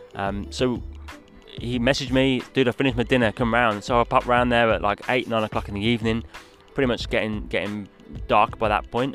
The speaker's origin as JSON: {"language": "English", "region": "England", "country": "United Kingdom", "said": "I'm an English guy"}